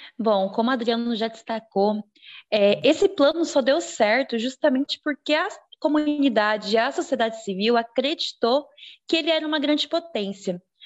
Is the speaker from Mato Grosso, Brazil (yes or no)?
yes; Juína, Mato Grosso, Brazil; sou aqui de Juína